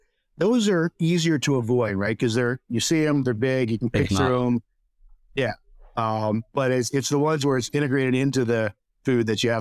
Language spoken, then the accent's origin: English; Texas, United States; And we said, oh, we're from Texas. We eat jalapenos.